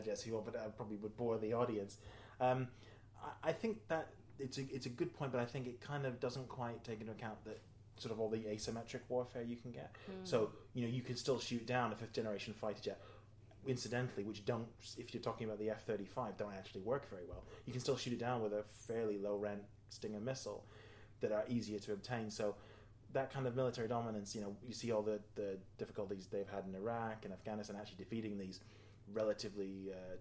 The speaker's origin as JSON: {"language": "English", "country": "New Zealand", "tie": "born or raised there", "said": "I grew up in New Zealand"}